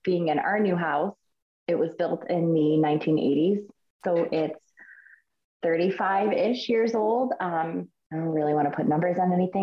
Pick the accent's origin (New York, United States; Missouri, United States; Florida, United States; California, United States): New York, United States; Buffalo; now in Chesapeake, United States; I grew up in Buffalo, which is not far from Pennsylvania border